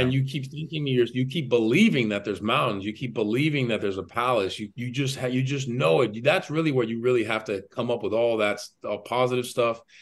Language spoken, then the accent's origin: English; Miami, Florida, United States; born and raised in Miami, Florida